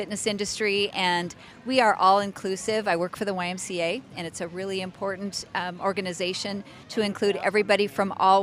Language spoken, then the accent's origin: English; Richfield, Minnesota, United States; I'm from Richfield